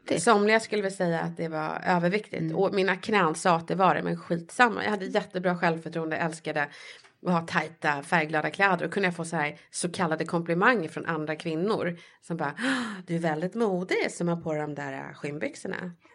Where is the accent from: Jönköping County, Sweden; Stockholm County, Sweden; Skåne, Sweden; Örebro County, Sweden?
Stockholm County, Sweden; Stockholm; Jag är uppväxt i Bredäng utanför stan